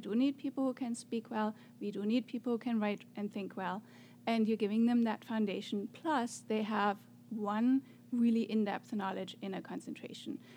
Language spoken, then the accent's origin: English; Germany; English is a second language; moved away as an adult; now in United States; I'm from Germany